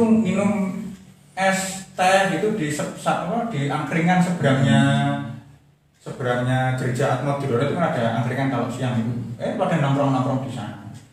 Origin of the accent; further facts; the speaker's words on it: Semarang, Central Java, Indonesia; saya itu lahir dan besar di Semarang